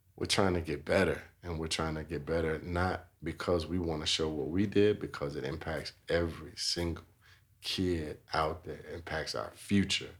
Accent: Chicago, Illinois, United States; now in Denver, United States; I grew up in Chicago, Illinois

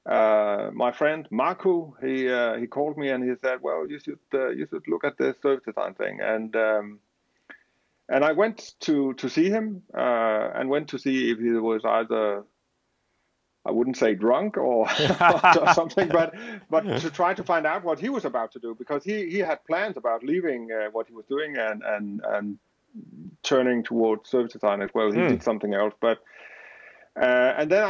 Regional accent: Denmark; I am from Denmark.

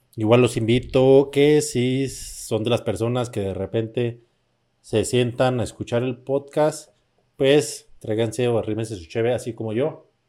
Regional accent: Mexico; yo soy mexicano

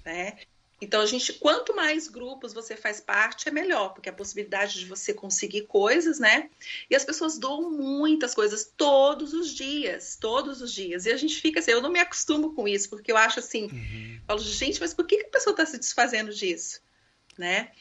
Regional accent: Maringá, Paraná, Brazil; moved away as an adult; also born or lived in Rio de Janeiro; now in Coconut Creek, United States; Não nascida lá, mas eu fui criada né, é, lá, então eu me considero paranaense

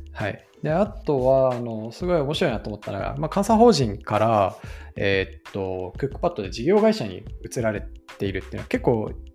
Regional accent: Hirosaki, Aomori, Japan; moved away; 僕が弘前出身なんで

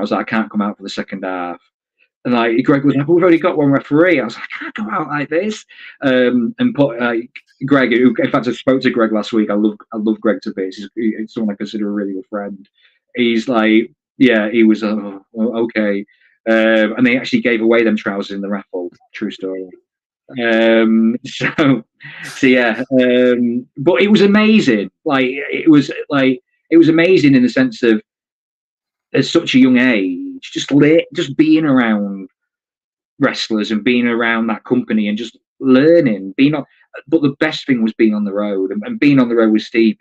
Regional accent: Grimsby, Yorkshire and the Humber, United Kingdom; I was from Grimsby

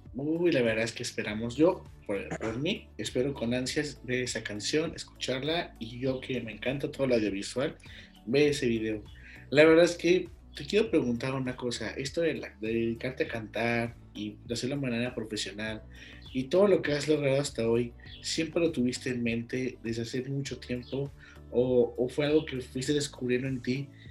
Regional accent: León, Guanajuato, Mexico; soy de León.

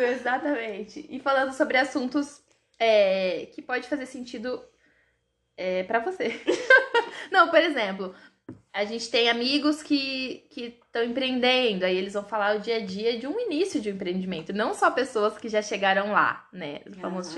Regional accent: Marialva, Paraná, Brazil; now in Maringá, Brazil; sou de Cambuí, uma cidade muito pequena, porém perfeita, que é onde meus pais moram hoje, que é um distrito de Marialva. E moro em Maringá

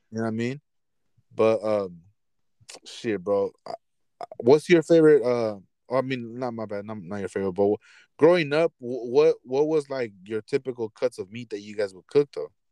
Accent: Los Angeles, California, United States; when I growing up in Boyle Heights, we went to Food for Less

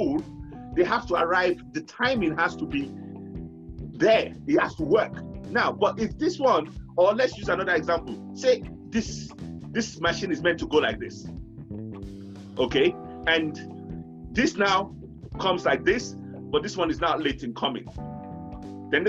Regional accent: Nigeria; now in United Kingdom; we're Nigerians, we're Africans, we're black people

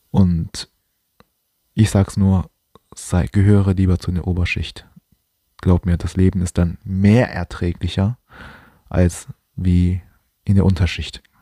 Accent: China; Ich bin zwar auch kein Deutscher, ich bin Chinese

